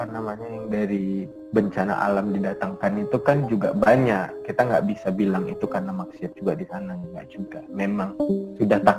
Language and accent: Indonesian; Medan, North Sumatra, Indonesia; also born or lived in Banda Aceh; Jadi uh, eh, gue kan sebenarnya kan aslinya orang Medan nih kan. Hmm. Lahir di Medan, besar di Medan. Nah, orangnya bukan orang Medan, orang Padang. Jadi tuh gue sempat kuliah tuh berapa empat tahun itu di hmm. Banda Aceh